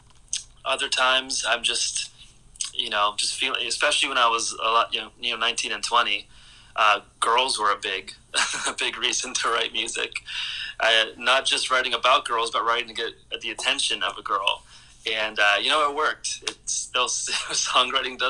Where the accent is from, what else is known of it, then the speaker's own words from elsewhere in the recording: Cleveland, Ohio, United States; now in Pittsburgh, United States; I grew up in Cleveland, Ohio, which was kind of a plain city, and I moved to Pittsburgh